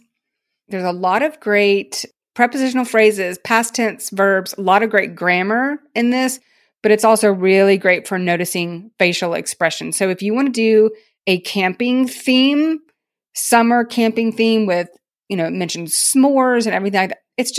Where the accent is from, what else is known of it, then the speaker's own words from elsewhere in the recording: Tennessee, United States; We called them lightning bugs. I grew up in Tennessee.